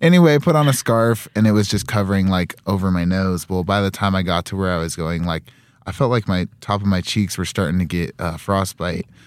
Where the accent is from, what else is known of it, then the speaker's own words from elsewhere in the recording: Utah, United States; moved away as an adult; now in Rexburg, United States; I am from Utah, so definitely used to the cold.